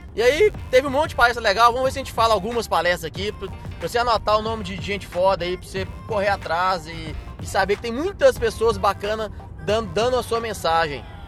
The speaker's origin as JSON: {"language": "Portuguese", "town": "Belo Horizonte", "region": "Minas Gerais", "country": "Brazil", "said": "31, sou de BH"}